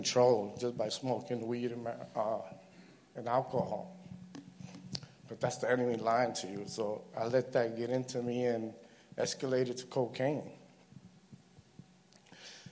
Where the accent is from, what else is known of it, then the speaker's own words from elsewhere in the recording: New York City, New York, United States; I was raised in Brooklyn